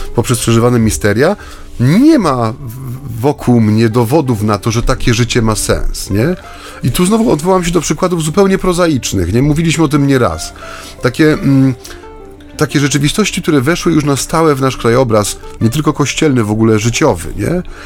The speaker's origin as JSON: {"language": "Polish", "region": "Silesian Voivodeship", "country": "Poland", "said": "ja jestem ze Śląska, więc u nas to było naturalne"}